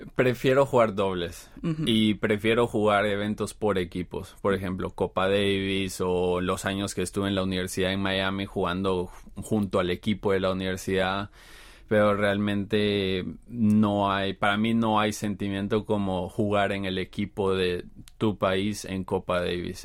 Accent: Guatemala; moved away as an adult; now in Seoul, South Korea; soy de Guatemala

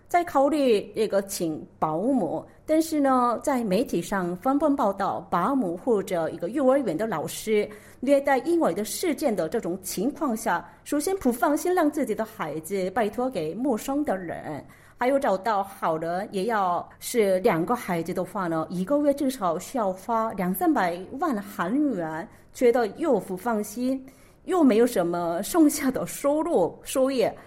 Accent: South Korea; Chinese is a second language; also born or lived in Beijing, China; 我主要是在韩国学习的，我，我是作为一个土生土长的长国人

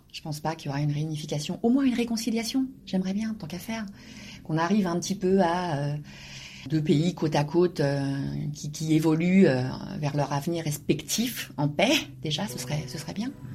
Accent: Normandy, France; moved away as an adult; now in South Korea; je suis normande, très fière de l'être, très fière de mes origines, très fière de, mon pays de, naissance

